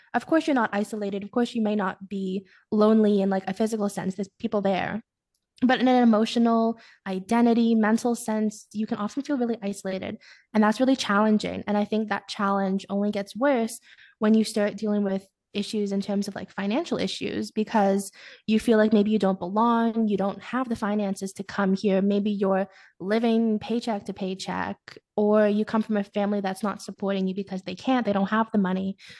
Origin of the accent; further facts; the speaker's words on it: Ottawa, Ontario, Canada; moved away as an adult; now in Kingston, Canada; I'm from Ottawa